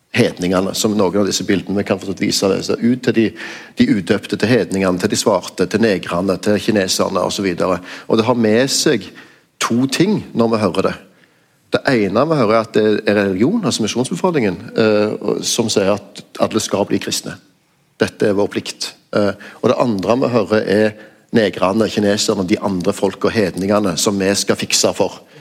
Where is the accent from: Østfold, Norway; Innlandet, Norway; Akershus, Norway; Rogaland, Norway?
Rogaland, Norway; Stavanger; min hjemby